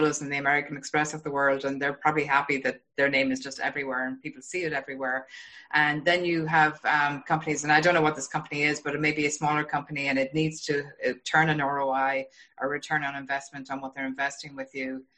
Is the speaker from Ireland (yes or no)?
yes; Ireland; now in Boston, United States; I'm from Ireland. Yeah. Yeah. I live in Boston